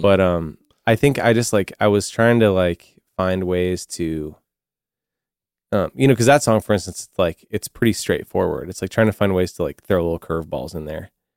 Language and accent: English; the Northwest, Pacific Northwest, United States; growing up in the Northwest